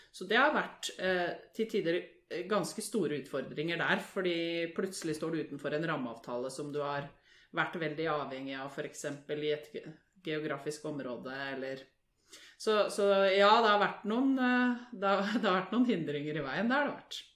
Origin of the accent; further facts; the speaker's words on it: Lørenskog, Akershus, Norway; Er fra Lørenskog. Født og oppvokst der.